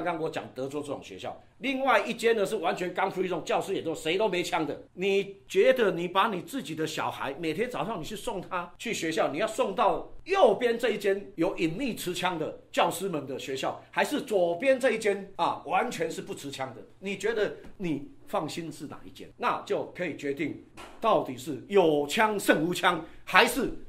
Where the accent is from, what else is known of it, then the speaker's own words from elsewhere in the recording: Taiwan; 以前我们小时候只能玩水枪啊。我们台湾长大只能玩水枪哎